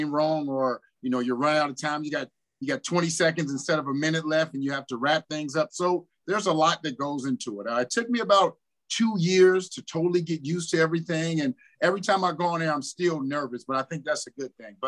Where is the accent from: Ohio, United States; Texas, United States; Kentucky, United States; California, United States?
Ohio, United States; Cincinnati; moved away; also born or lived in Winnipeg; I was in my hometown